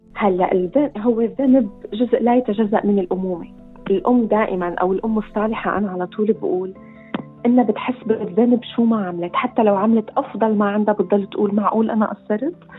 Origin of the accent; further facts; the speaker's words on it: Syria; moved away as an adult; also born or lived in Iraq; now in Australia; نحن طلعنا من سوريا بظروف الحرب كانت كثير قاسيه واتجهنا نحن للعراق